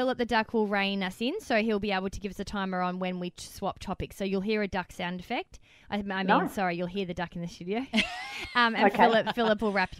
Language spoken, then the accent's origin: English; Victoria, Australia; now in New South Wales, Australia; I come from Victoria. So, like, AFL is in our blood.